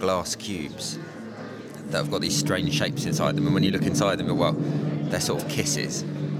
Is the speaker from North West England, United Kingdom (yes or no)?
no; London, United Kingdom; I'm from London